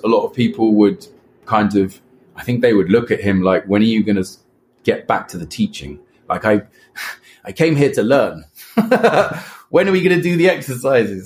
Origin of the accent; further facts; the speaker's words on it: England, United Kingdom; moved away; also born or lived in Brazil; I come from England, we talk in very monotone and quite like a low level